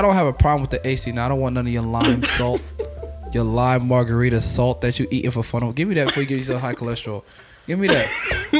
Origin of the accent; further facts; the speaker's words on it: New York City, New York, United States; moved away as an adult; also born or lived in Buffalo; now in Louisiana, United States; I went to school in Buffalo and I'm from New York City.